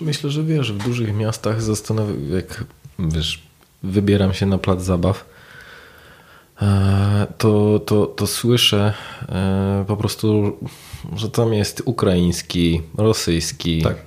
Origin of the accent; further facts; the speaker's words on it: Poland; accent: Polish; z moim mhm. polskim akcentem w języku angielskim